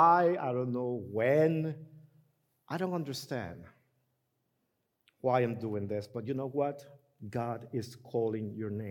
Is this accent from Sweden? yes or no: no; Honduras; moved away; I'm from Honduras